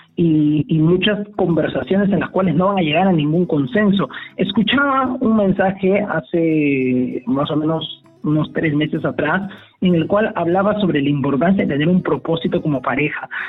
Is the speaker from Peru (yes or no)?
yes; Peru